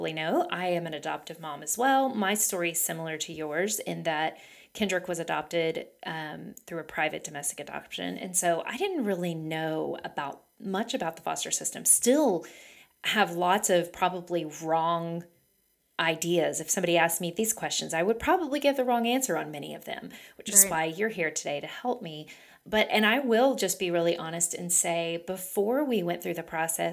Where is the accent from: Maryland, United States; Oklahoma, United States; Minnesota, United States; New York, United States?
Oklahoma, United States; I grew up in Oklahoma